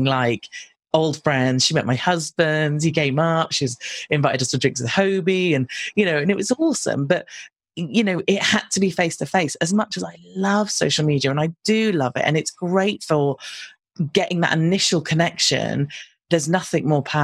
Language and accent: English; United Kingdom; accent: British; I'm British and we sound a little bit different